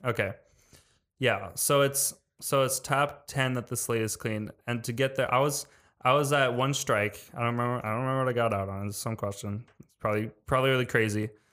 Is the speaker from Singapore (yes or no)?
no; Wisconsin, United States; I'm from Wisconsin